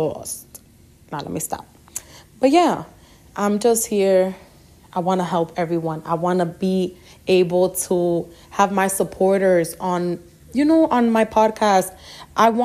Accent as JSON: {"language": "English", "town": "New York City", "region": "New York", "country": "United States", "tie": "born or raised there", "also_born_or_lived": "Queens, New York", "said": "I was born in Queens, New York, raised in the Bronx"}